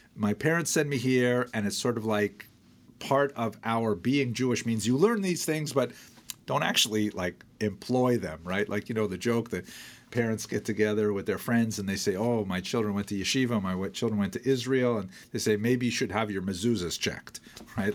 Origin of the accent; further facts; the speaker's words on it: Iroquois Falls, Ontario, Canada; When I was first growing up in Iroquois Falls